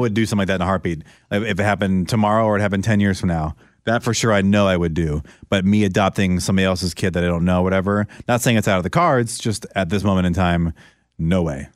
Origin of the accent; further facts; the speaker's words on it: Orlando, Florida, United States; moved away as an adult; also born or lived in San Francisco; She was the vessel to get me out of my hometown and to get me over to the West Coast, 'cause I would have probably done it at some point, but it got me to do it sooner than I wanted to. I was uncomfortable leaving Orlando, moving to San Francisco